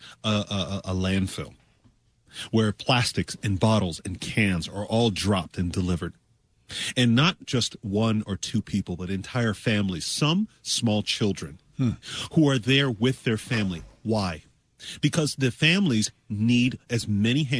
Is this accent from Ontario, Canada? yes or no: yes; Toronto, Ontario, Canada; now in Florida, United States; I was born in Toronto, Canada